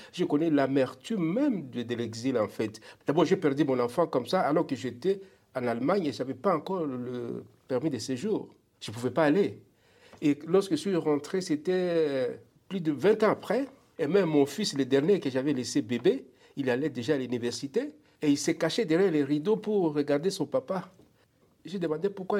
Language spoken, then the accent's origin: French; DR Congo; moved away as an adult; now in Alberta, Canada; Je suis parti de la République démocratique du Congo